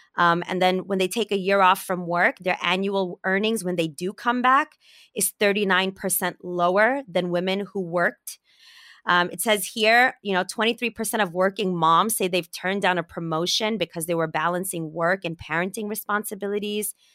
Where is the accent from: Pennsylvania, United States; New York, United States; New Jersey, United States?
New York, United States; New York City; I grew up in Brooklyn